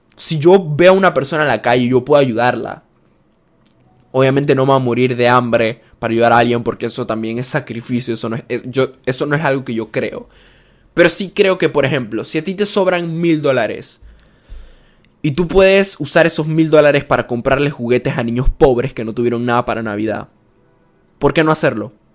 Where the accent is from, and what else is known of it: Panama